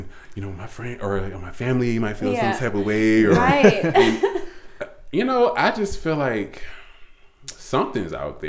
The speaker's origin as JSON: {"language": "English", "town": "Petersburg", "country": "United States", "tie": "born or raised there", "said": "You know, like you said, I'm from the Petersburg area. Born and raised."}